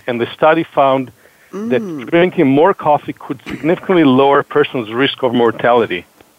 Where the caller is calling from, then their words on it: Boston, Massachusetts, United States; Yeah, so I'm calling, like Heather, from a different part of greater Boston.